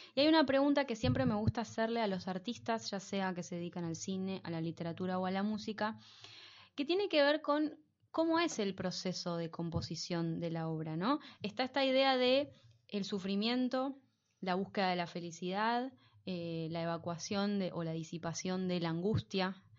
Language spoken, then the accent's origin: Spanish; Buenos Aires, Argentina; also born or lived in Bernal; me considero, de lo que yo me considero parte, que es esta cosa del, porteño